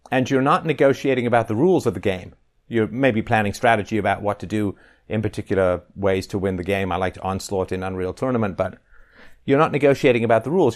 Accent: England, United Kingdom; growing up in England

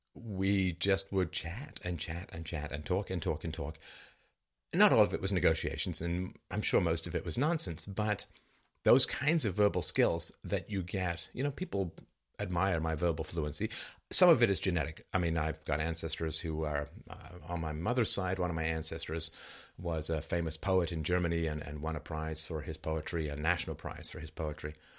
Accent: London, United Kingdom; where I grew up in London.

